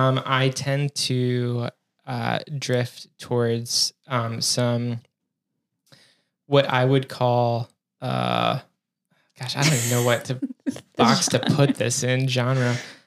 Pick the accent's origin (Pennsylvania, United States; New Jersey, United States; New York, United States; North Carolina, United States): North Carolina, United States; Western; now in Maryland, United States; I've been in Maryland for a lot longer now at this point, but yes. Yeah. I mean, I grew up in Western North Carolina, so always typically had four seasons, but also like have lived at the mountains, have lived at the beach